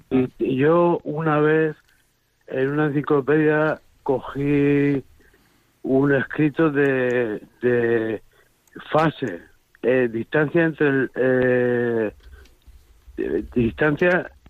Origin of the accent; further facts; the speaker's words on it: near PortAventura, Tarragona, Catalonia, Spain; yo soy de Por al lado de Por a tres kilómetros de Poraventura.